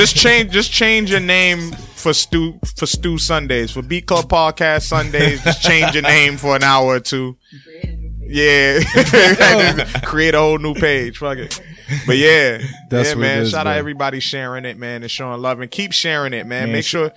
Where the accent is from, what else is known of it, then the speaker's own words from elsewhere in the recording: Boston, Massachusetts, United States; I'm from Boston, man.